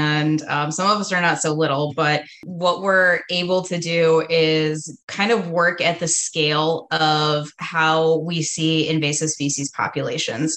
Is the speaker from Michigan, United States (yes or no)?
yes; Southeast Michigan, United States; moved away as an adult; now in Upper Peninsula, Michigan, United States; my hometown is in Southeast Michigan, where it's a little bit flat, a little bit cornfieldy.